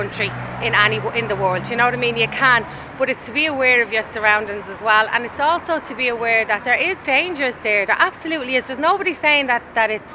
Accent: Dublin, Leinster, Ireland; also born or lived in Stoneybatter, Dublin / Cabra, Dublin; I'm originally from Old Ebony Gardens, and then I lived in Manor Street, Stony Batter area, for a long time

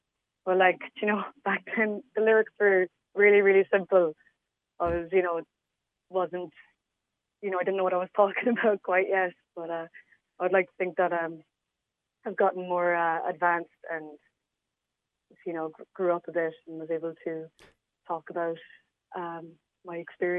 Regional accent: Clonakilty, Munster, Ireland; Growing up was great. There's this festival there every year called the Guitar Festival.

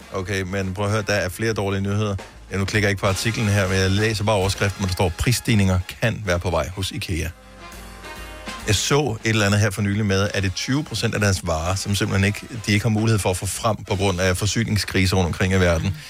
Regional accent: Bramming, Southern Denmark, Denmark; den by, jeg boede i, da jeg blev født

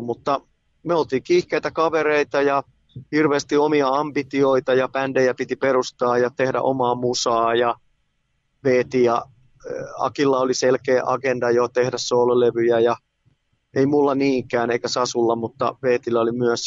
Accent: Tampere, Pirkanmaa, Finland; moved away as an adult; now in Helsinki, Finland; mä oon syntynyt keskussairaalassa ja sitten Raholassa pienenä poikana ja sitten muutettiin Kirjavaisen kadulle Ruotulaa ja Messukylä yhteiskoulua

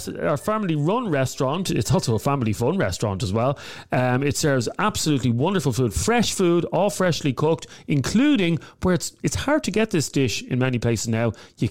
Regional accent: Dublin, Leinster, Ireland; because I'm from Milltown

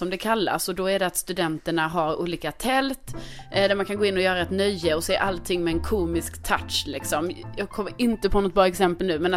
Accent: Skåne, Sweden; now in Stockholm, Sweden; Folk frågar det här väldigt ofta för det är som att man kan inte bara få bo i Stockholm som skåning

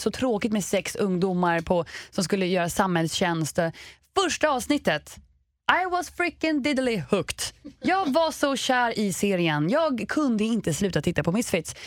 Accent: Sweden; vi svenskar

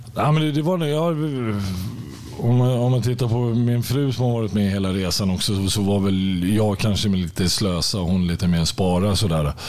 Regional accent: Märsta, Stockholm County, Sweden; moved away as an adult; also born or lived in Östersund; när jag var fem år så flyttade jag från, från Östersund till, till Märsta. Eh, och där är jag uppvuxen och där bodde jag tills jag var 18 år

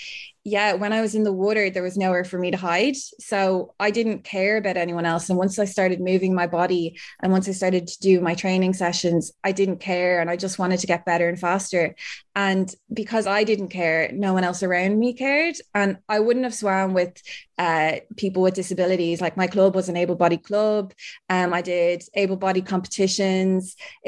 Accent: Ireland; I'm an Irish Paralympic swimmer.

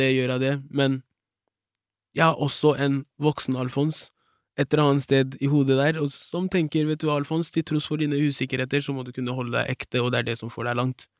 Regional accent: Fredrikstad, Østfold, Norway; der jeg kommer fra, Fredrikstad.

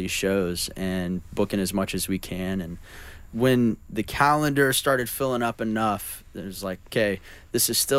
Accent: Oklahoma, United States; moved away; I grew up. In Oklahoma

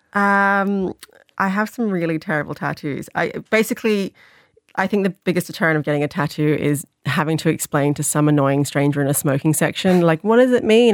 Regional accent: Sydney, New South Wales, Australia; now in Ireland; I grew up in the Sydney Irish community in Sydney.

